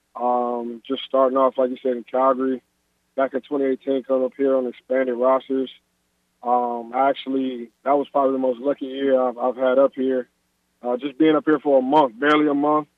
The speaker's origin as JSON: {"language": "English", "country": "United States", "moved": "as an adult", "lives_now": "Toronto, Canada", "said": "I'm American"}